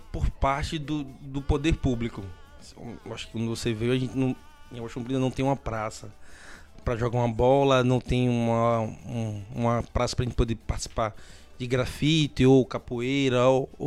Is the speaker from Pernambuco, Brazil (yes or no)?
yes; Águas Compridas, Pernambuco, Brazil; Sou, sou de Águas Compridas.